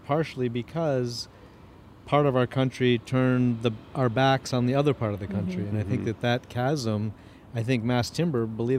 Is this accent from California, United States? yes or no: no; Cleveland, Ohio, United States; now in Portland, United States; I'm from Cleveland, but I've been here since the 90s.